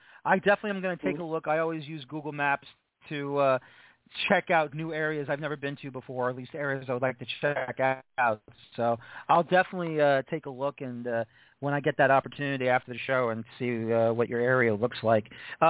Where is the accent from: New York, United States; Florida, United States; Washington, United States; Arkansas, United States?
New York, United States; New York City; Well, you know, I'm from New York City